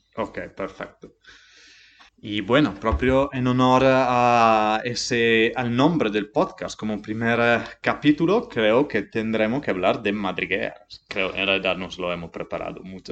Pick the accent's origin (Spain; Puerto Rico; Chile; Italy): Italy; Montereale Valcellina, Friuli-Venezia Giulia; Spanish is a second language; moved away; Soy de Italia, Vengo de Monterrey Valcellina, un pequeño pueblo cerca de Dolomites, en Friuli Venecia, Giulia.